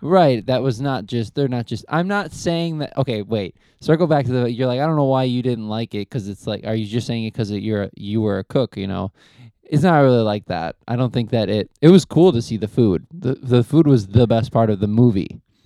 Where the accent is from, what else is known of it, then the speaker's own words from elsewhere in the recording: United States; as an American